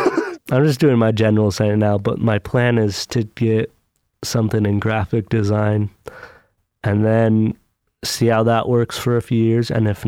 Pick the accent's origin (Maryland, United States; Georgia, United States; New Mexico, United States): New Mexico, United States; Albuquerque; moved away; I'm from New Mexico, and it is the worst place to try and do a band, Albuquerque.